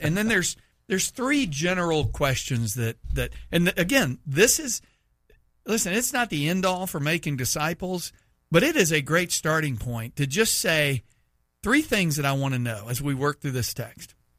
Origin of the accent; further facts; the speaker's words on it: Texas, United States; moved away; my home state of Texas